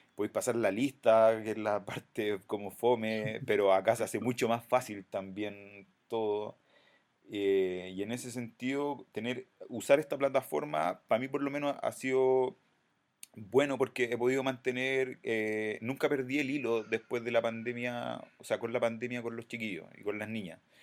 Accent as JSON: {"language": "Spanish", "town": "Santiago", "region": "Santiago Metropolitan Region", "country": "Chile", "said": "representando aquí el sector sur, no, yo vengo de La Pintana"}